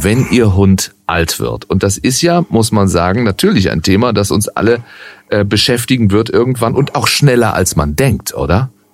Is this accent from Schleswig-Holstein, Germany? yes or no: no; Baden-Württemberg, Germany; now in Cologne, Germany; ich bin geborener Badener